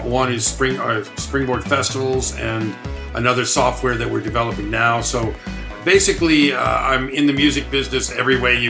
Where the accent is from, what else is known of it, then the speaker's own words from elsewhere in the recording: Houston, Texas, United States; also born or lived in Dayton, Ohio; I was born in Dayton, Ohio, but I grew up in Houston, Texas, and went to the high school for the performing and visual arts.